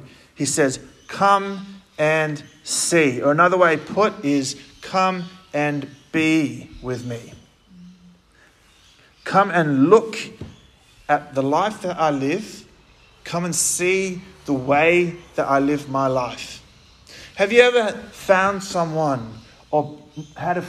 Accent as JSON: {"language": "English", "town": "Gosnells", "region": "Western Australia", "country": "Australia", "tie": "born or raised there", "also_born_or_lived": "Armadale, Western Australia", "said": "I'm from Gosnells. Lucy came from there. I'm from Gosnells. I went to Armidale High School."}